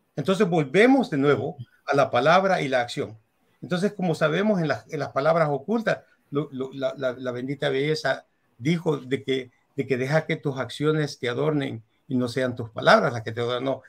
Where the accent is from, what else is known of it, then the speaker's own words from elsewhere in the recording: El Salvador; moved away as an adult; also born or lived in Europe; Yo soy salvadoreño